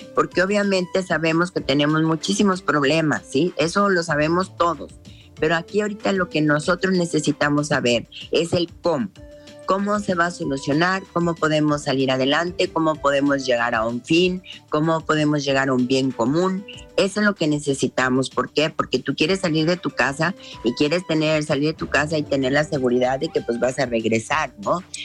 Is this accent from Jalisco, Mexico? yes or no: yes; Jalisco, Mexico; nuestro Jalisco